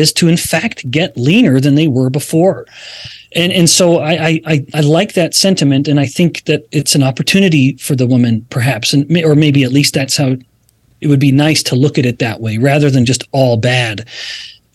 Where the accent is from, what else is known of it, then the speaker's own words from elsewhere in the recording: Alberta, Canada; we're both, you and I, Stephanie, I believe, are from Canada. I'm from Alberta.